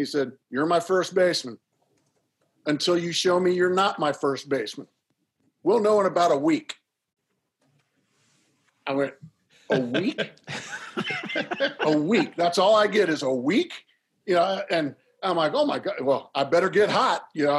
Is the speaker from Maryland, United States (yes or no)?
no; Orange County, California, United States; moved away; also born or lived in San Diego; growing up in Orange County